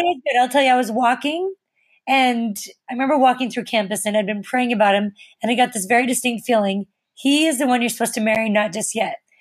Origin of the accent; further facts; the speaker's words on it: Missouri, United States; moved away; also born or lived in Utah; I grew up in Missouri too